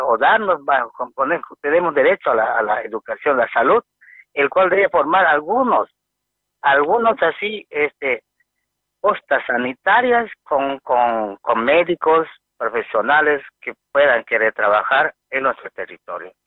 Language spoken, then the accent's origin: Spanish; Bolivia; nosotros sí somos bolivianos